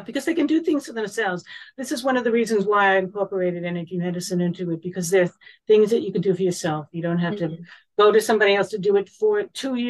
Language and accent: English; United States; moved away as an adult; also born or lived in New York; I am American and I will be going back to the States next year